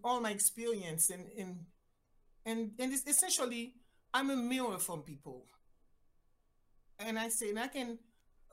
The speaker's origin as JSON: {"language": "English", "country": "Haiti", "tie": "born or raised there", "also_born_or_lived": "Mexico / Jamaica", "second_language": "English", "moved": "as an adult", "lives_now": "United States", "said": "I am originally from Haiti, decided I wanted to be a doctor, went to school in Mexico"}